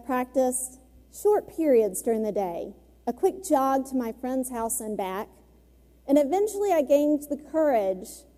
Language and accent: English; Memphis, Tennessee, United States; I grew up in Midtown Memphis